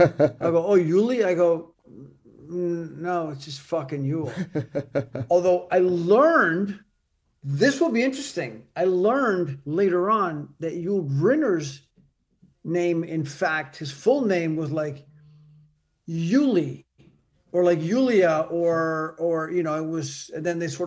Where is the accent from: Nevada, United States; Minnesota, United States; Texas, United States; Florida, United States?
Florida, United States; Miami; also born or lived in Cuba; I was born in Havana, and I came when I was two.